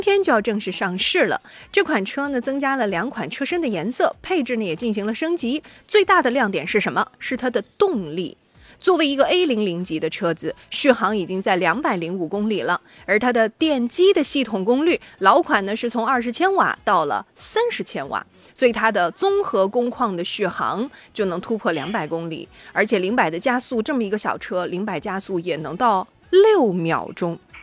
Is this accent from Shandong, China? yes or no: yes; Shandong, China; 像我们山嗯。东人